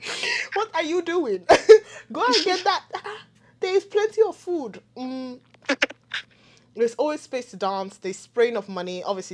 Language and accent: English; Nigeria; there are a lot of things I definitely do like about, you know, definitely being Nigerian.